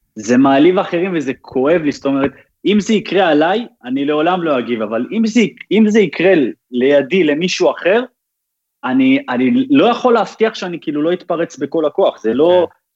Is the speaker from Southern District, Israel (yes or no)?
no; Haifa, Haifa District, Israel; moved away as an adult; also born or lived in Netanya; now in Netherlands; את מה שאני זוכר את רוב הזה שלי הייתי בחיפה בכלל